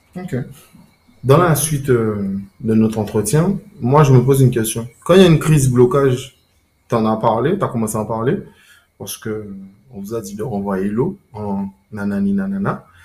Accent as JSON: {"language": "French", "country": "France", "said": "en tant que Français"}